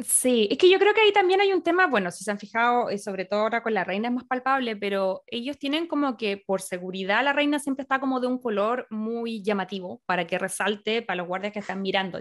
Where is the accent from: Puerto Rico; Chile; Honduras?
Chile; como chilena no teníamos nada que, ver aquí en estas cosas